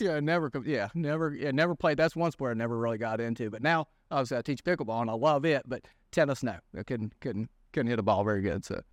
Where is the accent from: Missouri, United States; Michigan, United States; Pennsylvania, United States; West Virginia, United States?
West Virginia, United States; Lewisburg; born and raised in Lewisburg. you know, native Greenbrier County